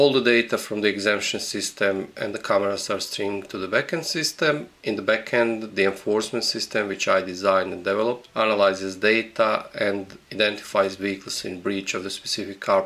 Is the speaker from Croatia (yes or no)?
yes; Croatia; I'm Croatian, living in Croatia